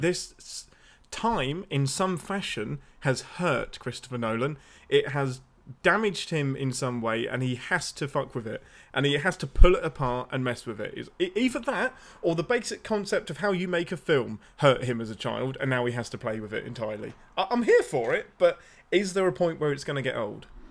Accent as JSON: {"language": "English", "area": "near Birmingham", "region": "West Midlands", "country": "United Kingdom", "said": "I'm close enough to Birmingham that people from Birmingham can hear the accent"}